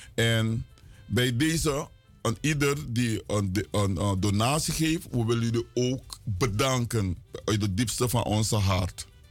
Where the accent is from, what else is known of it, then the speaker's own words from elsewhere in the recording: Suriname; now in Miami, United States; wij als Surinamers